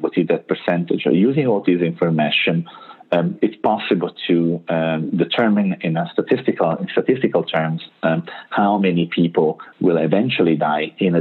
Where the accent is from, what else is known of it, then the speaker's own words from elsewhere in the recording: Italy; English is a second language; moved away as an adult; also born or lived in United States; I'm Italian